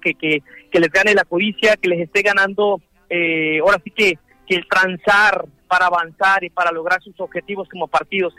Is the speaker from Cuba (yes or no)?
no; Mexico; mi pueblo unido mexicano